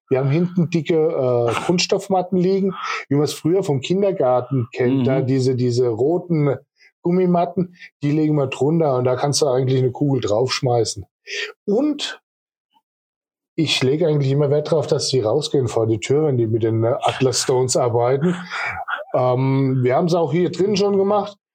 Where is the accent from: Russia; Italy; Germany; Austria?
Germany; Kleinheubach, Bavaria; now in Walldürn, Germany; Mein Elternhaus ist in Kleinholbach, also ich bin ursprünglich aus Kleinheubach